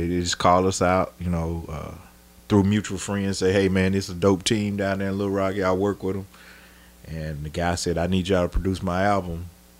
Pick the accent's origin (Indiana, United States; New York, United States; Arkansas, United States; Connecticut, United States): Arkansas, United States; Emerson; Bro, look, I'm from Emerson, Arkansas.